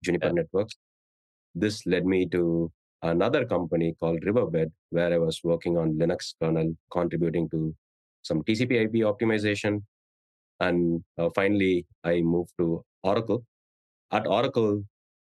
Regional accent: India; moved away as an adult; now in San Francisco Bay Area, United States; I grew up in India

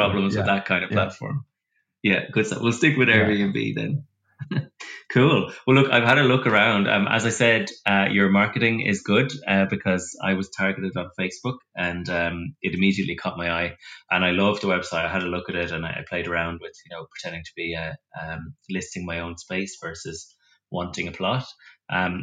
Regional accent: Ireland; now in London, United Kingdom; I'm from Republic of Ireland

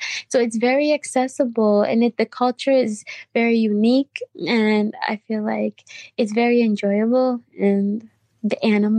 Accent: United States; Growing up in America, one thing I constantly heard was my friends constantly tell me that they wish they could go to Kenya.

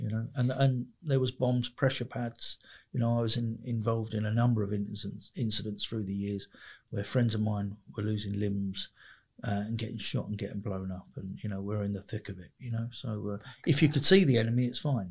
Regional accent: Mitcham, London, United Kingdom; I grew up in just on the edge of South London, sort of London Borough, of Merton, really. But uh, it's it's Surrey, so a place called Mitcham

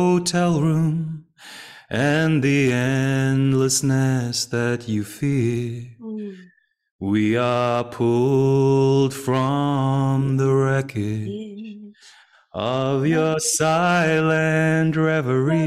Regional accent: England, United Kingdom; when I was growing up in England

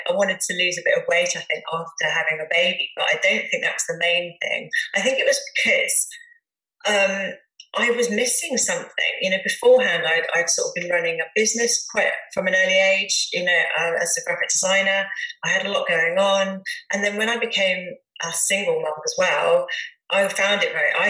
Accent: Dorset, South West England, United Kingdom; also born or lived in Bournemouth / Hereford; my mum brought me back to Dorset.

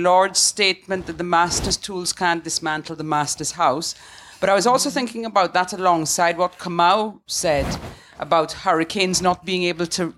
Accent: Guyana; I'm from Guyana

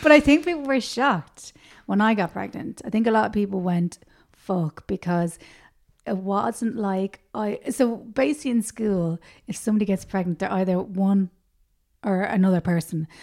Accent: Dublin, Leinster, Ireland; also born or lived in Tallaght; I grew up in Rathfarnham

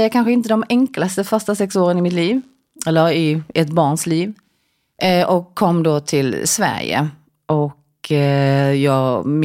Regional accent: South Korea; now in Sweden; när jag växte upp i Korea då åt ju vi, ja, men till frukost till exempel så åt man en skål med ris

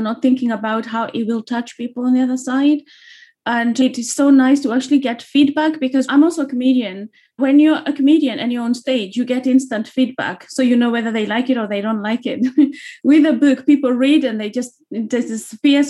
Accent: Kenya; moved away as an adult; now in London, United Kingdom; growing up in Kenya, a lot of people in Kenya, we don't know our history.

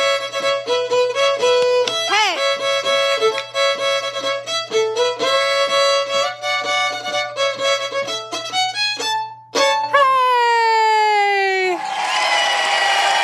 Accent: Vancouver, British Columbia, Canada; My hometown

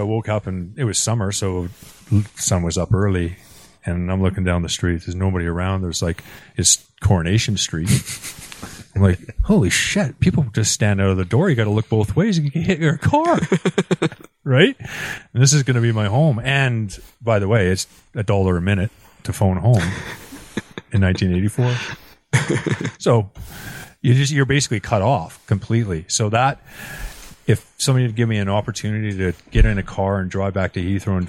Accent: Canada; Yeah. I didn't feel like when they said they were all foreigners at the start of the Premier League, I was like, oh yeah.

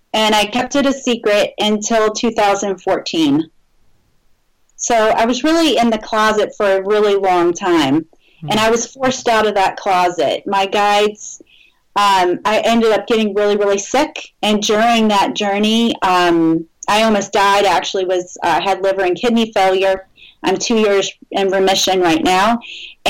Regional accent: New Orleans, Louisiana, United States; moved away; I'm originally from New Orleans

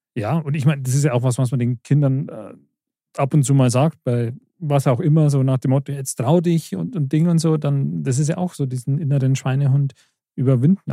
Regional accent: Germering, Bavaria, Germany; als gebürtig Germering

